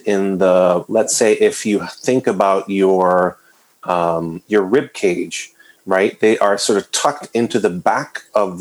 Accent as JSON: {"language": "English", "town": "San Juan", "country": "Puerto Rico", "tie": "born or raised there", "also_born_or_lived": "Western Massachusetts", "moved": "yes", "lives_now": "New England, United States", "said": "I was born and raised in San Juan, Puerto Rico, just outside in the suburbs of San Juan, Puerto Rico"}